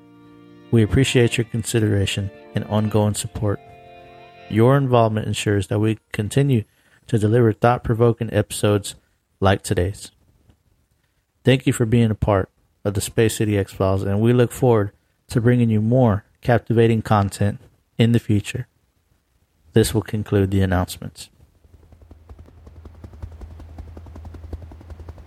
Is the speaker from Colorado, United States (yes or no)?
no; Houston, Texas, United States; near my hometown, Houston, Texas